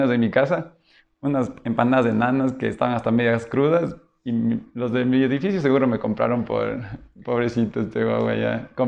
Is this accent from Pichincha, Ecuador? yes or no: yes; Quito, Pichincha, Ecuador; also born or lived in Loja; Todos somos quiteños y en ese momento todos debían volver a Quito.